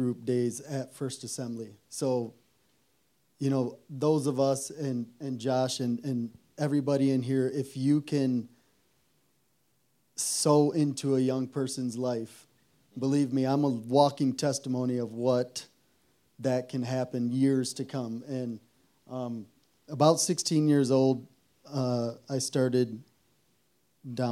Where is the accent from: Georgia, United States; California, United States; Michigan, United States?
Michigan, United States; Zeeland; I grew up here in Zeeland, and we had a good home.